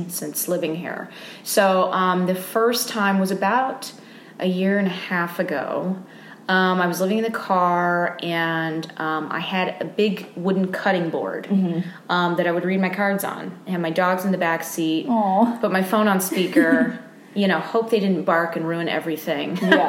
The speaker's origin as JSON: {"language": "English", "town": "Austin", "region": "Texas", "country": "United States", "said": "because I'm from Austin, mm-hmm. Texas, years back, I had a friend"}